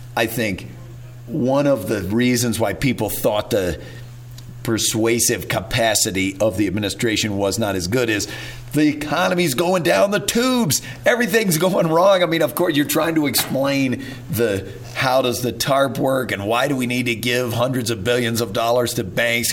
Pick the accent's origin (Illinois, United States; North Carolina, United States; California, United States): California, United States; Whittier; also born or lived in Waco, Texas; I was born in Waco, but uh, as a kid, they my parents moved out to Whittier, California, which is outside Los Angeles